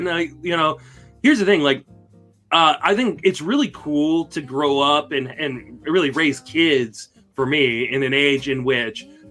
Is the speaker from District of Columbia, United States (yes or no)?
yes; Washington, District of Columbia, United States; I grew up in the Washington, D.C. area